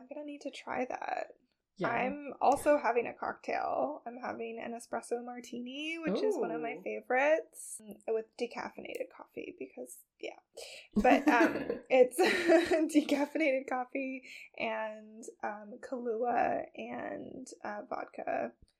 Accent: Canada

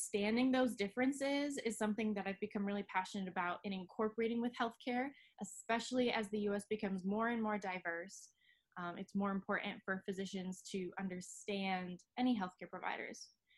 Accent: Grand Rapids, Michigan, United States; I was born in Grand Rapids with my three other siblings. We were raised here

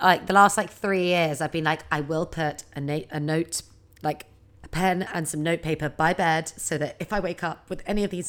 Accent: United Kingdom; I think as a Brit, there is no higher honor.

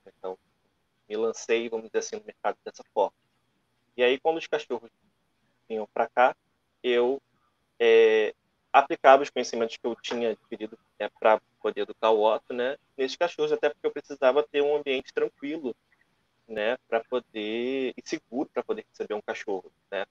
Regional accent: Rio de Janeiro, Brazil; eu sou do Rio de Janeiro, né? mais especificamente da Ilha do Governador, que é a zona norte aqui do Rio

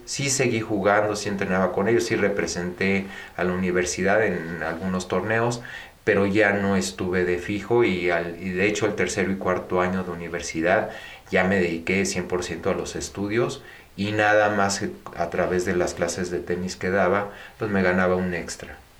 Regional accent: Mexico; also born or lived in United States; yo nací en México de padre eh, mexicano, eh, nacido en Veracruz y de madre española

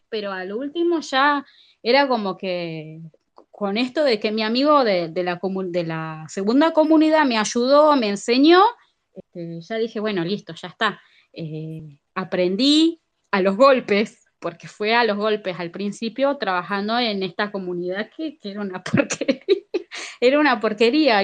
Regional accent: Argentina; yo como soy argentina

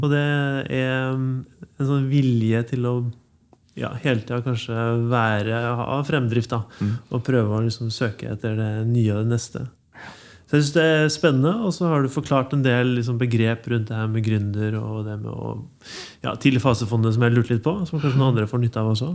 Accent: Levanger, Trøndelag, Norway; also born or lived in Tiller, Trondheim; now in Trondheim, Norway; Jeg kommer fra Ytterøya, så jeg kommer fra en gård.

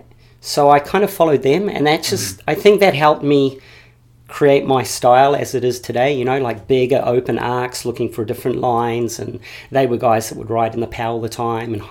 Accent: Lower Hutt, Wellington, New Zealand; first language English; moved away as an adult; also born or lived in Switzerland / Europe; So I'm obviously a Kiwi. I was born and raised in Korokoro, which is in the bay in Wellington, in the Hutt Valley, up on a hill.

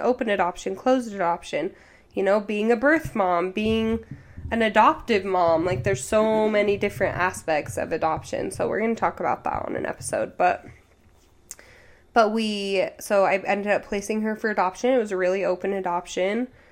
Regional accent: Utah, United States; we grew up in Utah County, so I've always lived in Utah

